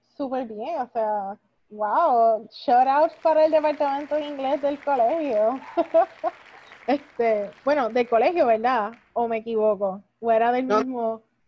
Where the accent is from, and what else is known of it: Puerto Rico; moved away